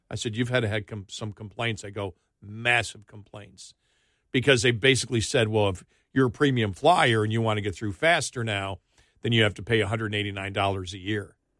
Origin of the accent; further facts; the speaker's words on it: New York, United States; moved away; when I grew up in New York